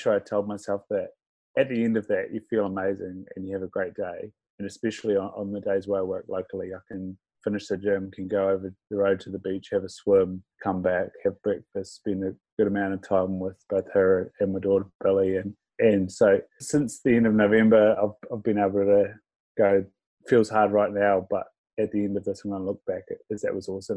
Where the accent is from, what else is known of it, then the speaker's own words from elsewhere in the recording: Invercargill, Southland, New Zealand; I'm from Invercargill, so we sort of lived in a small house till I was about four. And then we moved out to a semi-rural area of Invercargill